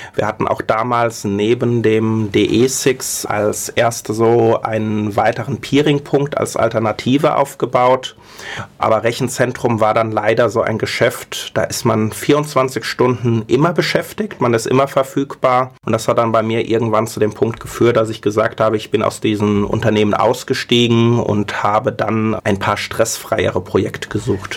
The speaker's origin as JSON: {"language": "German", "town": "Mainz", "region": "Rhineland-Palatinate", "country": "Germany", "also_born_or_lived": "Berlin", "said": "eigentlich bin ich Mainzer"}